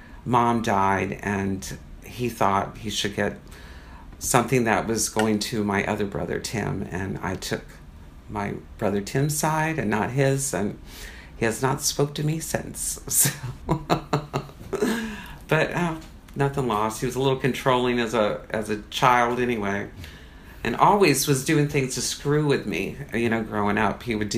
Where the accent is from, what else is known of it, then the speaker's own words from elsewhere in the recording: Tucson, Arizona, United States; moved away as an adult; I'm from Arizona, Tucson, Arizona originally. That's where I was raised. My father grew up in the Bronx, so he was a New Yorker. And I came here when I was 18, pretty much